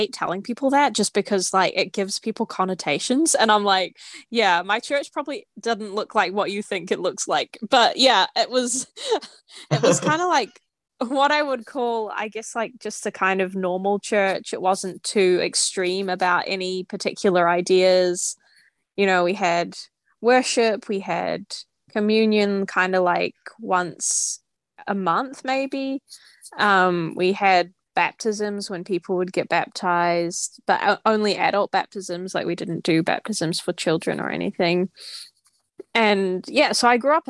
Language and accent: English; New Zealand; I'm from New Zealand